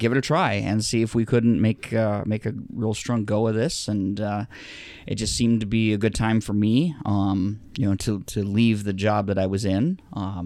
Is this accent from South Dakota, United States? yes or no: yes; Rapid City, South Dakota, United States; now in Sioux Falls, United States; It's Rapid City. That's my hometown. I was born there